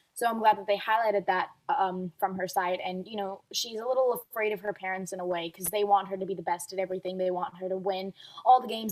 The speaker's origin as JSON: {"language": "English", "region": "Dubai", "country": "United Arab Emirates", "tie": "born or raised there", "moved": "yes", "said": "I've been a figure skater ever since I was um, growing up in Dubai"}